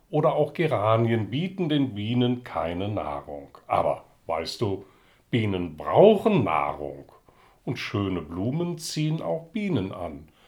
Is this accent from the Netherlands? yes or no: yes; Netherlands; now in Berlin, Germany; Aus Holland.